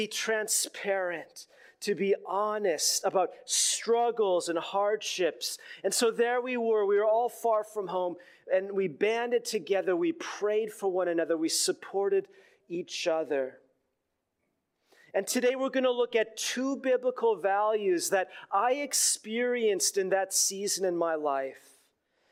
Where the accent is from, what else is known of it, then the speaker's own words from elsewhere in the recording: Minneapolis, Minnesota, United States; moved away as an adult; also born or lived in Los Angeles; I had left my hometown in Minneapolis